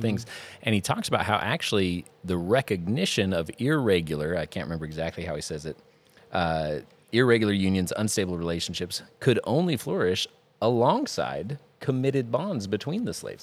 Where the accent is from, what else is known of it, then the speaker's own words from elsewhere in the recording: Intermountain West, United States; in my family, growing up in the Intermountain West